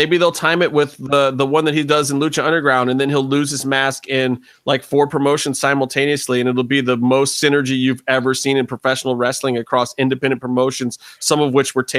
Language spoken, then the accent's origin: English; Ohio, United States; I'm from Ohio